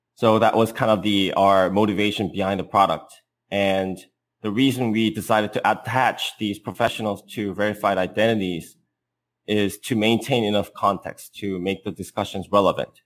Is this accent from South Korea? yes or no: yes; South Korea; moved away as an adult; now in Bay Area, United States; I'm an entrepreneur from South Korea, living in the Bay Area.